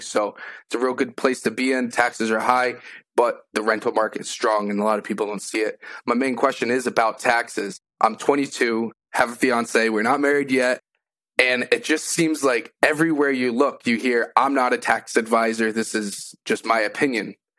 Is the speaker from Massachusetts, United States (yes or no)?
yes; Massachusetts, United States; now in Enfield, United States; I'm originally from Massachusetts